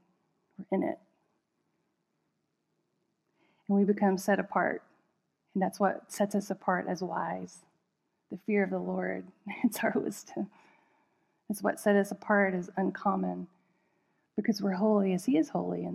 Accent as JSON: {"language": "English", "country": "United States", "said": "especially as an American"}